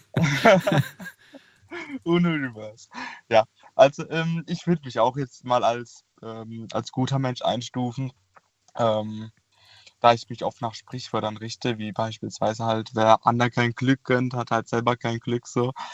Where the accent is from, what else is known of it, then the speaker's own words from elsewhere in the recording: Karlsruhe, Baden-Württemberg, Germany; ich komme ja aus Karlsruhe